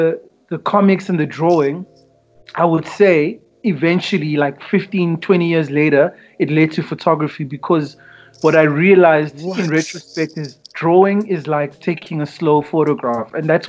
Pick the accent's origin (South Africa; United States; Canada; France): South Africa; Tembisa, Gauteng; also born or lived in Kempton Park / Benoni; I grew up in Tembisa, moved to Kempton Park in the 90s when it was legal right.